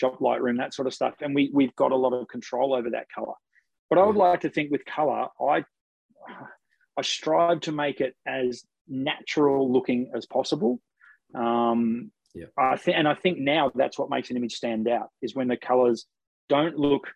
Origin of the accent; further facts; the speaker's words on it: Ocean Grove, Victoria, Australia; my hometown in Ocean Grove